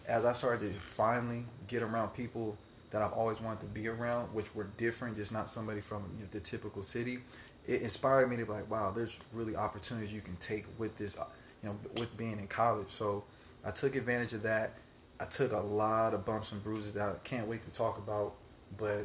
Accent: Palmdale, California, United States; grew up in Palmdale.

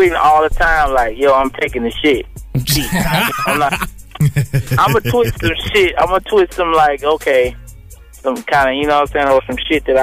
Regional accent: Atlanta, Georgia, United States; I'm from Atlanta

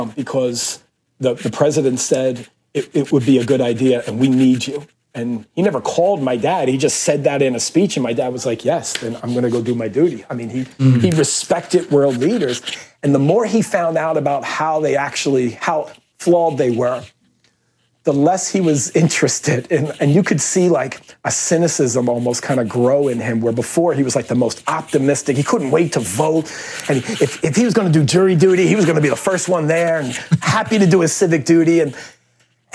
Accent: Philadelphia, Pennsylvania, United States; I was raised in Philadelphia

